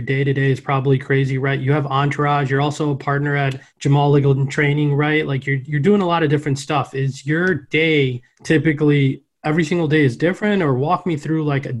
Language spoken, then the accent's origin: English; Chicago, Illinois, United States; I'm a little older than you, I think. And I, of course, I'm from Chicago, so I grew up in the Jordan years.